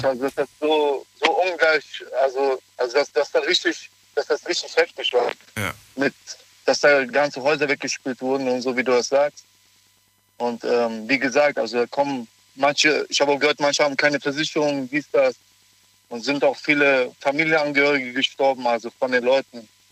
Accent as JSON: {"language": "German", "town": "Cologne", "region": "North Rhine-Westphalia", "country": "Germany", "said": "ich ja auch selber aus Köln komme"}